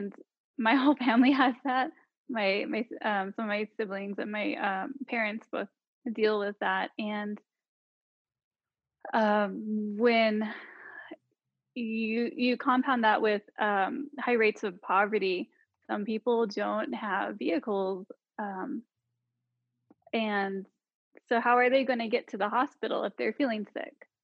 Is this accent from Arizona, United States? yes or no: yes; Tuba City, Arizona, United States; I grew up in Tuba City, Arizona